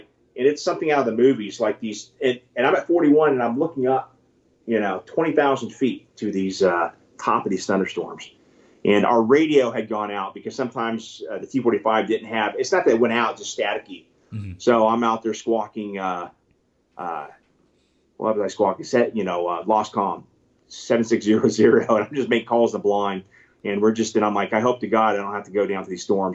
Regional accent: California, United States; also born or lived in Mississippi; now in Texas, United States; I live in Texas. I was born in Mississippi, grew up in California

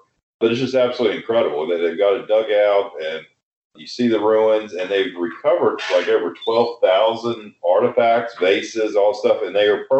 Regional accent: Appalachia, West Virginia, United States; growing up in Appalachia

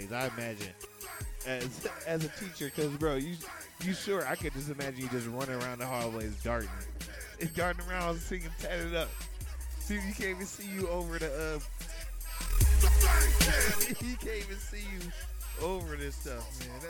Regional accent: Ohio, United States; moved away; I am from Ohio. I've been here going on 9 years

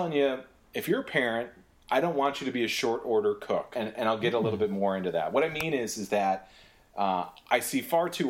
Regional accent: Detroit, Michigan, United States; I grew up in Detroit

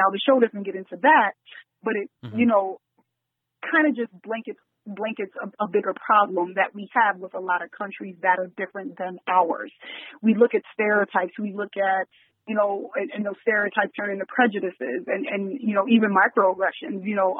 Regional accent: New York City, New York, United States; Growing up in New York City, at my first international traveling abroad experience was at 17 to Uganda.

